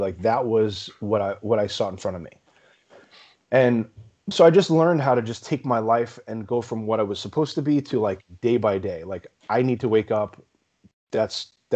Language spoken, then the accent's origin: English; New York City, New York, United States; also born or lived in Long Island, New York; I was born and raised in New York, originally in Brooklyn